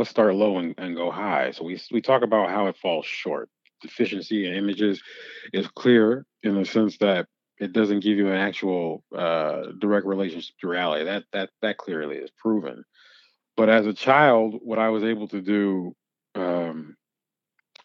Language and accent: English; Louisville, Kentucky, United States; moved away; also born or lived in New York; I'm from Louisville